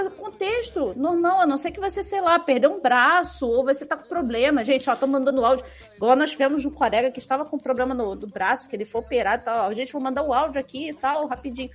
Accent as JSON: {"language": "Portuguese", "region": "Rio de Janeiro", "country": "Brazil", "accent": "carioca", "said": "é o nosso sotaque"}